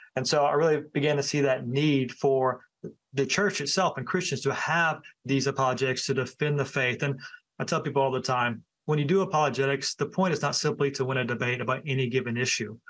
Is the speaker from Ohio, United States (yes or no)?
no; Thomasville, North Carolina, United States; moved away; also born or lived in High Point, North Carolina; I was born in High Point and I was raised in the Thomasville area.